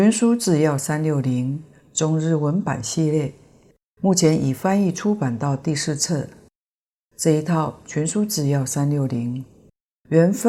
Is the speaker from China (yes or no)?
no; Taiwan; 虽然书中的背景故事是我们台湾人。